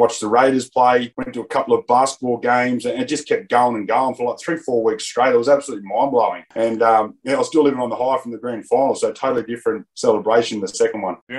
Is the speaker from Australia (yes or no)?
yes; Blacktown, New South Wales, Australia; Western Sydney, where I grew up in Doonside Blacktown there